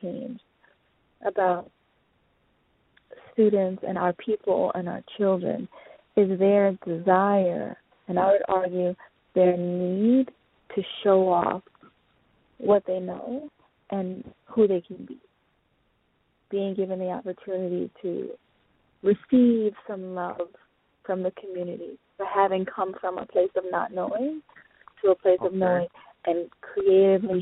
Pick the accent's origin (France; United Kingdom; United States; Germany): United States; I'm declared an African, born and raised in America